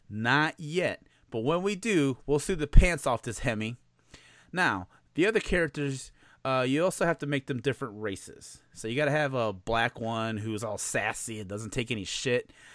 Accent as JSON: {"language": "English", "town": "Chicago", "region": "Illinois", "country": "United States", "said": "I'm from Chicago"}